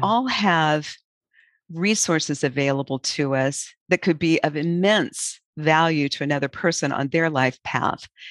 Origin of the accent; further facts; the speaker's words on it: Auburn, Nebraska, United States; when I was, was a child in my hometown of Auburn, Nebraska